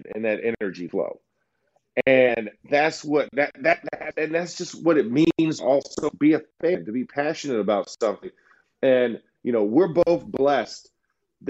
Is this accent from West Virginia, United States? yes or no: no; Orlando, Florida, United States; I'm from Orlando, Florida